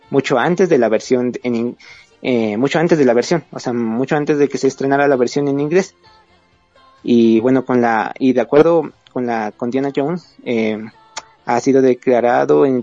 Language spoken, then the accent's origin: Spanish; Ecuador; eh, soy de Ecuador